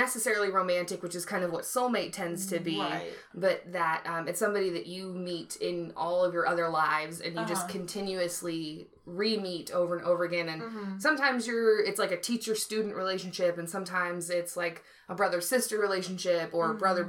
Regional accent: Tulsa, Oklahoma, United States; also born or lived in Georgia; so I was born in Georgia and on an army base. Mm-hmm. And I moved around a lot up until I was, like, 4. And then we moved to Oklahoma, and then we moved to Tulsa a few years after that.

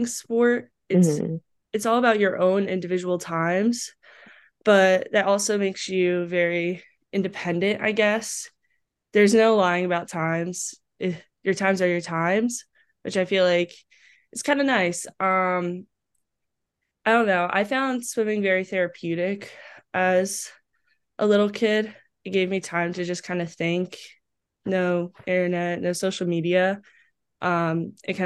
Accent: Green Brook, New Jersey, United States; moved away as an adult; also born or lived in Owings Mills, Maryland; I grew up in a small town in New Jersey, Greenbrook.

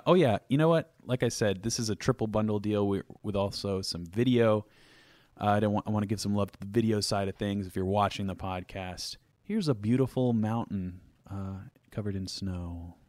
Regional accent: New England, United States; cause I'm from New England

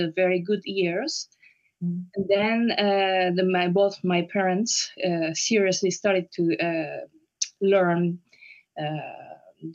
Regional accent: Osaka, Japan; English is a second language; moved away as an adult; also born or lived in Tokyo, Japan / Paris, France; now in The Hague, Netherlands; My origin is Japanese. So I was born in Osaka, in Japan

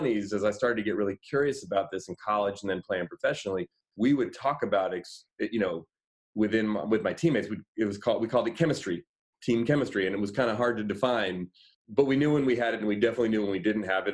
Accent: Oakland, California, United States; I live here in the Bay Area. I grew up in Oakland

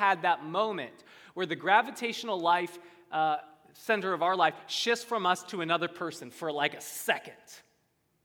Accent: United States; I'm an American.

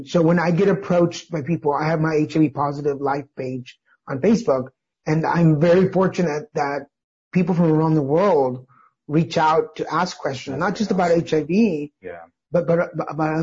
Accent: Dallas, Texas, United States; we'll be in Dallas this year, which is my hometown

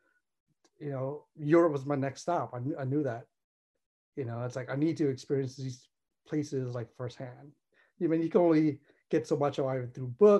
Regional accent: Oakland, California, United States; I'm gonna stay in Oakland.

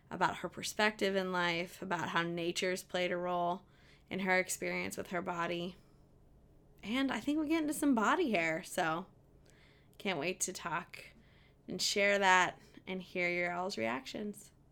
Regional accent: Southern Indiana, United States; from Indiana, Southern Indiana.

